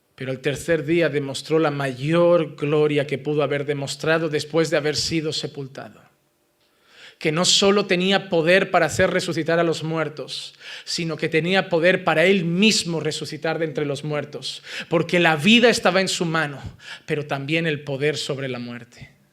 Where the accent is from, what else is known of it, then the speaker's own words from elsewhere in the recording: Spain; Como español